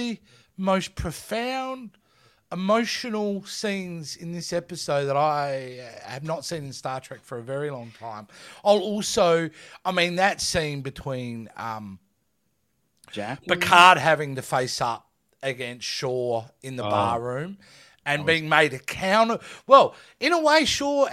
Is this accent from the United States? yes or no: no; Australia; I'm Australian.